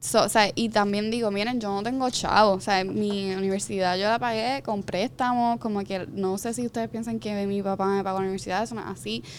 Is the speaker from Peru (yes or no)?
no; San Sebastián, Puerto Rico; accent: arrastro la erre (Jíbara); now in Guaynabo, Puerto Rico; yo no soy ni de Guaynabo, yo soy de San Sebastián, soy Jibara, yo arrastro la eje